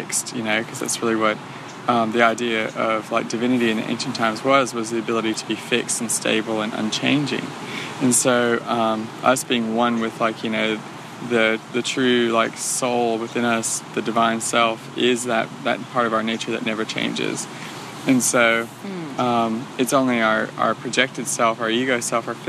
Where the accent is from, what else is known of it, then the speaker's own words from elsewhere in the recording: Louisiana, United States; moved away as an adult; now in San Diego, United States; I'm from Louisiana